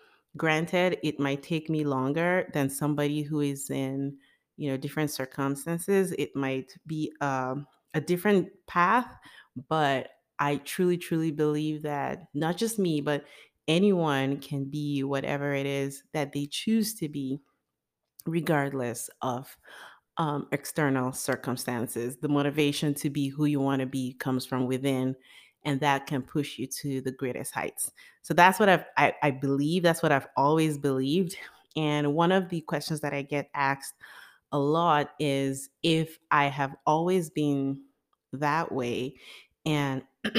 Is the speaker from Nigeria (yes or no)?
yes; Nigeria; born there; So I was born in Nigeria sometime in 1985. And I was born into a middle-class family.